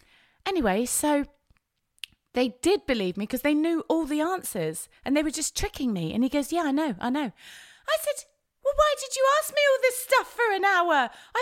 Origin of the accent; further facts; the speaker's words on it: England, United Kingdom; As an English person, you can go to a place called Kish, which is the place we tried to go to.